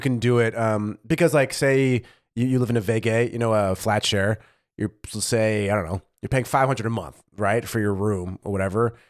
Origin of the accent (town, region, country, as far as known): United States; now in Germany